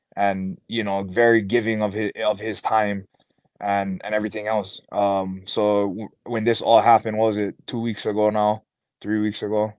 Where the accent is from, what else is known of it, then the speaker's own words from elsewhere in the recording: Hawaii, United States; growing up in Hawaii, I've been like more of a player fan